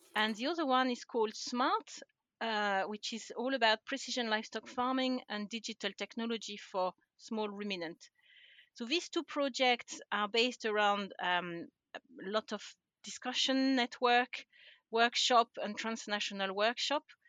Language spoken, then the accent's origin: English; France; accent: French; English is a second language; moved away as an adult; now in Scotland, United Kingdom; I'm originally from France, um, and I don't think I've lost my accent after all these years